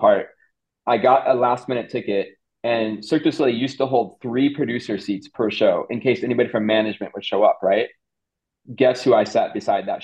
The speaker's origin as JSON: {"language": "English", "region": "Ohio", "country": "United States", "moved": "as an adult", "lives_now": "Stockholm, Sweden", "said": "I'm from Ohio, so I hadn't seen a lot of shows"}